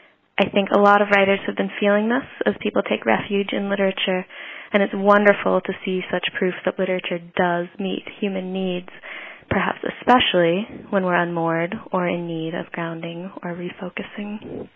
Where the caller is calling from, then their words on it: Virginia, United States; I'm calling from Virginia.